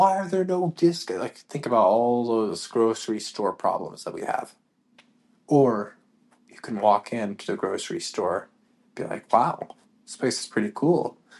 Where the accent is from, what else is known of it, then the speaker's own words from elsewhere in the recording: Canada; moved away; We came from Canada, like I said at the beginning of this podcast, came from Canada expecting that we were going to have this, this